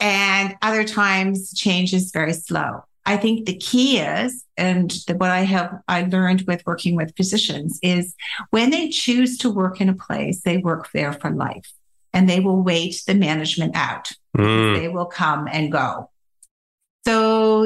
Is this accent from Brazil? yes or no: no; Canada; born or raised there; moved away as an adult; also born or lived in Halifax / Ottawa / England